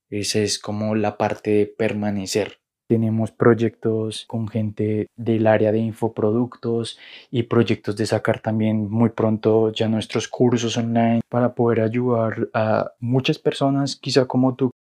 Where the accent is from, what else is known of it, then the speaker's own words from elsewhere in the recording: Colombia; moved away as an adult; also born or lived in Argentina; soy colombiano, y para 2016 me mudé a Argentina de la nada